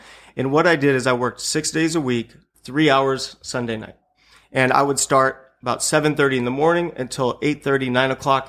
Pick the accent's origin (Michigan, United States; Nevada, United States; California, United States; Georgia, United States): California, United States; Buena Park; I grew up in Buena Park, you know, right.